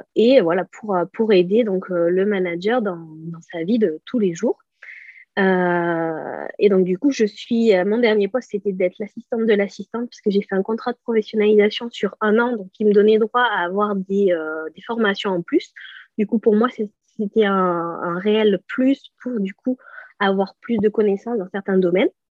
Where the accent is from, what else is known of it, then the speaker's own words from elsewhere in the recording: Bort-les-Orgues, Auvergne-Rhône-Alpes, France; moved away as an adult; also born or lived in Clermont-Ferrand; now in Pau, France; je suis originaire de Bord-les-Orgues, ben, une petite ville qui est limitrophe entre euh, le, Cantal et la Corrèze